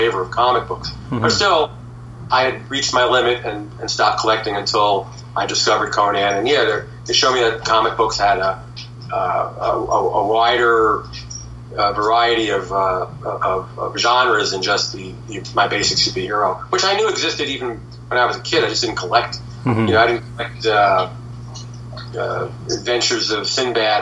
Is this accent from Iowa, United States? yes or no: no; New York City, New York, United States; I grew up in the Bronx